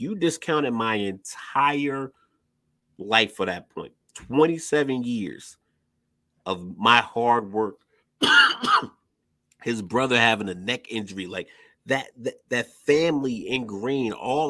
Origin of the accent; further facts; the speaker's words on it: Virginia, United States; moved away; I'm from Virginia, so people say it's not really the South. It's like mixed.